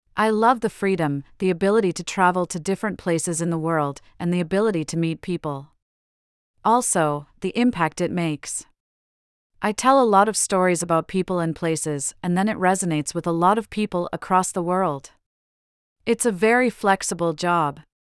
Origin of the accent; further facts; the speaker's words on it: Nigeria; I'm Nigerian